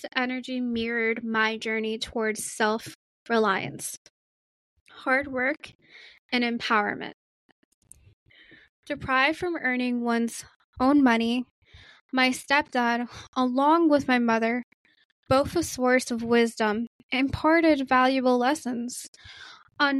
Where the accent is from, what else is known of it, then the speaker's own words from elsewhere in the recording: New York City, New York, United States; growing up in Queens and Brooklyn, New York City